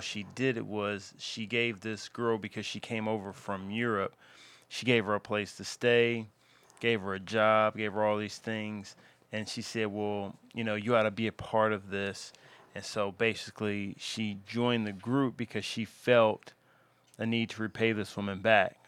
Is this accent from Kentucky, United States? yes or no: yes; Louisville, Kentucky, United States; my hometown of Louisville, Kentucky